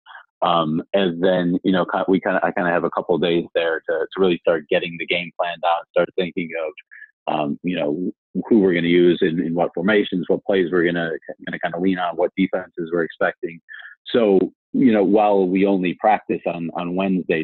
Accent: Chicago, Illinois, United States; moved away as an adult; also born or lived in Bermuda; now in London, United Kingdom; I grew up in Chicago, so I'm a Bears fan

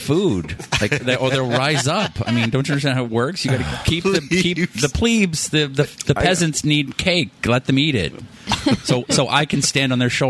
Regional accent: Boston, Massachusetts, United States; I'm a Bostonian

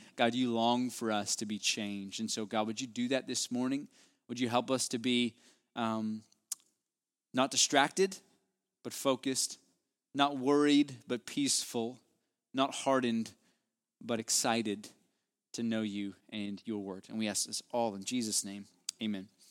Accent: West Virginia, United States; now in Houston, United States; my hometown there in West Virginia

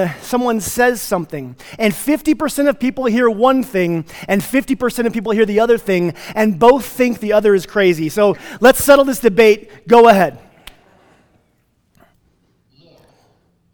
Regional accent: Placita, Colorado, United States; also born or lived in Plainview, Texas / Atlanta, Georgia; I'm from Placida, which is halfway between Redstone and Marble.

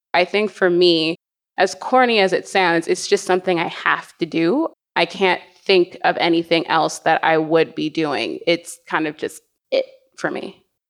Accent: Canada; also born or lived in United States; being Canadian

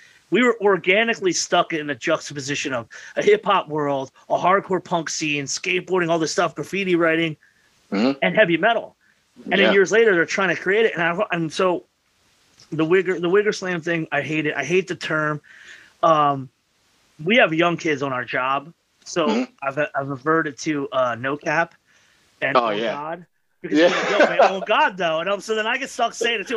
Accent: Philadelphia, Pennsylvania, United States; we grew up in Frankfurt

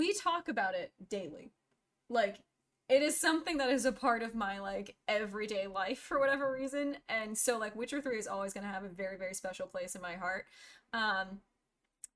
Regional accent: United States; being an American

